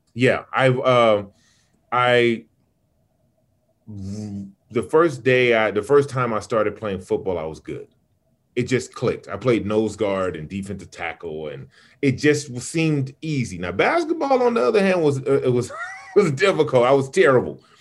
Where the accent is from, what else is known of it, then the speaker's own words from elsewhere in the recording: Sacramento, California, United States; also born or lived in Chicago / Birmingham, Alabama / Los Angeles / Inglewood; I grew up in Sacramento